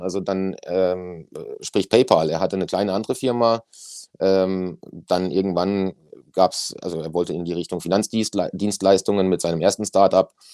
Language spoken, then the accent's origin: German; Germany; bei uns in Deutschland